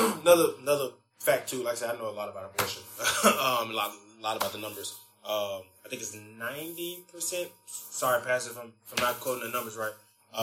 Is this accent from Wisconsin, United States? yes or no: no; Memphis, Tennessee, United States; I'm from Memphis, heavily drug populated area.